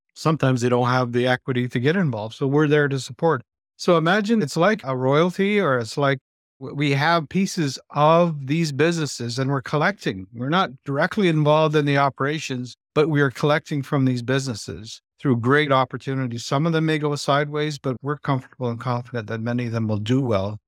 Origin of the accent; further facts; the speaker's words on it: Moose Factory, Ontario, Canada; I was born and raised in this place called Moose Factory. It's a Cree Reserve part of the island, and it's just north of Timmins, Ontario